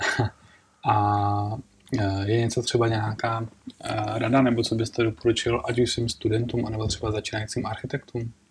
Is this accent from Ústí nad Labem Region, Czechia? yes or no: yes; Most District, Ústí nad Labem Region, Czechia; now in Prague, Czech Republic; já jsem původně z Mostecka